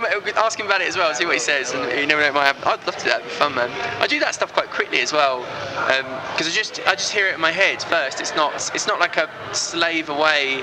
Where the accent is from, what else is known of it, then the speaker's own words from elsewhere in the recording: Essex, East of England, United Kingdom; growing up in Essex